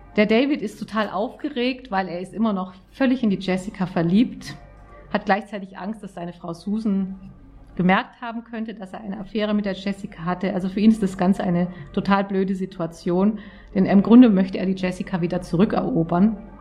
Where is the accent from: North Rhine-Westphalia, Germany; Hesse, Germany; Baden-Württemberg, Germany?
Baden-Württemberg, Germany; Auenwald; Ich komme aus Auenwald in der Nähe von Stuttgart ganz idyllischer Ort.